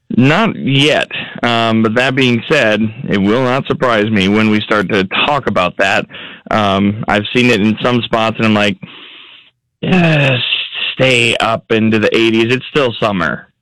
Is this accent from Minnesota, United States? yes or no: yes; Minnesota, United States; moved away; my home state of Minnesota